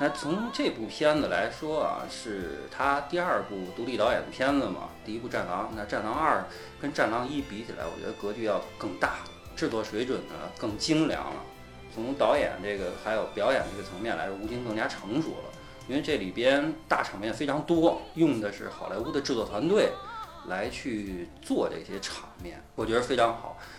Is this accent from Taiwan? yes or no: no; China; 我中国人也敢